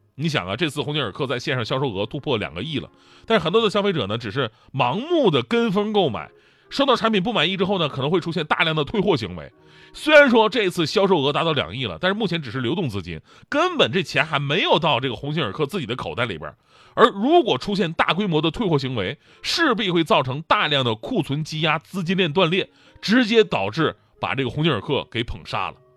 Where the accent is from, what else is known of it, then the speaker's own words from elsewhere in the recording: China; 七夕是中国情人节，在我的印象当中，它比二月十四号更加地值得让我们中国人去纪念